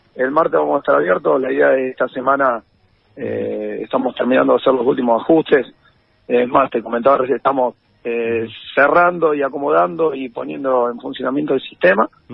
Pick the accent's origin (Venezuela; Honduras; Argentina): Argentina; Rosario, Santa Fe; los que somos rosarinos